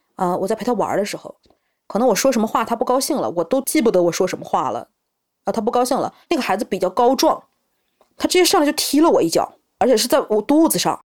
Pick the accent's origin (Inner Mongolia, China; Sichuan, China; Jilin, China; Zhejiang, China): Jilin, China; Changchun; 我是来自吉林长春，今年三十岁